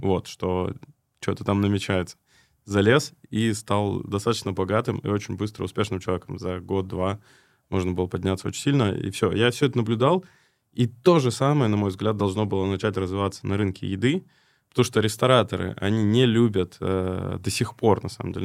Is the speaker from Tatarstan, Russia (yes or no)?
no; Krasnoyarsk, Krasnoyarsk Krai, Russia; Я в тот момент находился в Красноярске, это вообще мой родной город